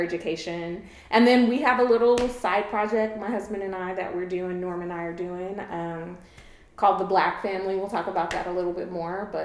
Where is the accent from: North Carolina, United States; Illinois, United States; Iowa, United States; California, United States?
California, United States; Los Angeles; moved away as an adult; now in Atlanta, United States; I'm originally from Los Angeles, California. I was born and raised in LA, but have been in Atlanta off and on since 2006